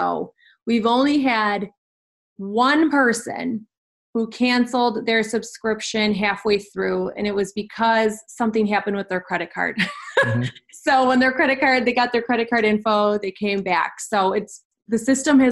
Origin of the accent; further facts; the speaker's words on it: Kenosha, Wisconsin, United States; We're both from Kenosha, Wisconsin. And we went to kindergarten together